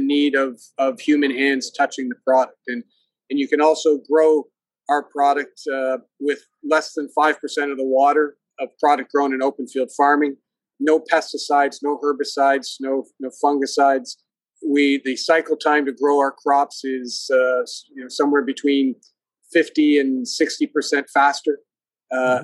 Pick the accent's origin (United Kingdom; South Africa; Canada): Canada; Hamilton, Ontario; moved away as an adult; also born or lived in Japan / Argentina / Singapore / United States; I grew up in the Hamilton area, Hamilton, Ontario